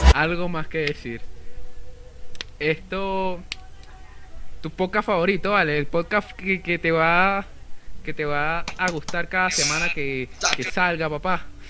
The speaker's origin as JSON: {"language": "Spanish", "area": "Gocho", "region": "Venezuelan Andes", "country": "Venezuela", "accent": "gocho", "said": "yo soy gocho"}